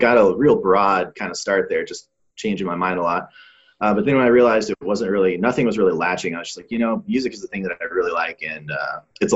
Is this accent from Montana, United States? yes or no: yes; Bozeman, Montana, United States; I grew up in Bozeman, Montana, which is not a tiny town, but it's pretty small.